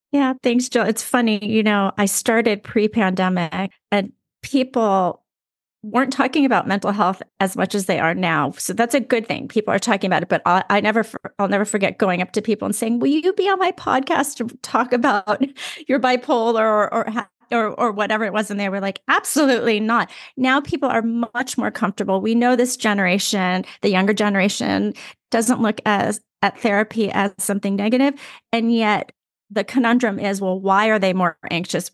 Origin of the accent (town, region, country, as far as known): Los Angeles, California, United States; born or raised there